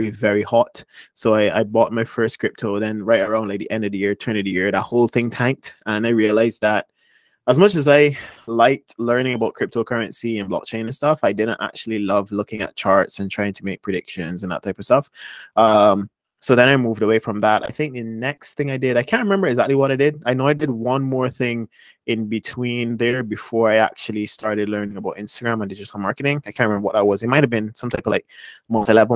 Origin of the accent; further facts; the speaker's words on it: Barbados; moved away as an adult; also born or lived in United States; Barbados is where I was born and raised.